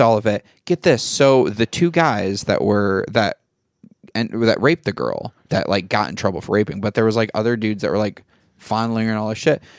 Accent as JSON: {"language": "English", "region": "Michigan", "country": "United States", "tie": "born or raised there", "moved": "yes", "said": "I grew up in Michigan."}